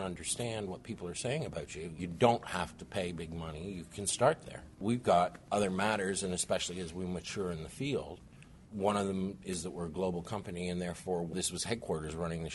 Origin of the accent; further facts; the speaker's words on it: Canada; moved away as an adult; also born or lived in St. Louis / New York / Ottawa; now in Austin, United States; I was born and raised in Canada, went to university in Canada